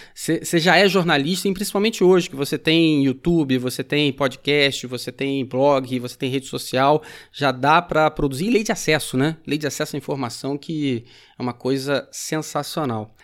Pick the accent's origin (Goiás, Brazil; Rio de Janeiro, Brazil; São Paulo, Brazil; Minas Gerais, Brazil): Rio de Janeiro, Brazil; São Gonçalo; also born or lived in Niterói; Eu sou de São Gonçalo, estudei em Niterói